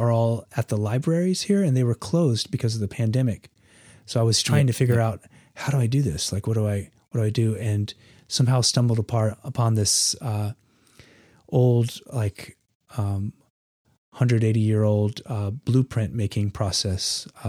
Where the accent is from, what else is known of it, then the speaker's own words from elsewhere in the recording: North Carolina, United States; I grew up in North Carolina, Western North Carolina, at least from the age of 8 or so.